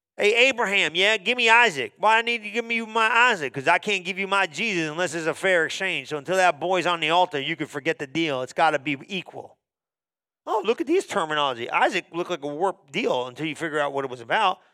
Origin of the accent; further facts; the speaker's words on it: New Jersey, United States; I was born in New Jersey